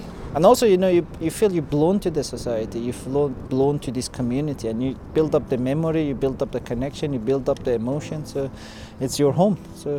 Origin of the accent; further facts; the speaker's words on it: Iran; English is a second language; moved away; I'm Iranian originally.